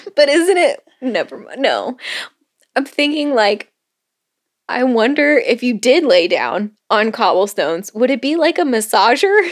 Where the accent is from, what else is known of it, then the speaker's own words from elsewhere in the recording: Florida, United States; growing up in Florida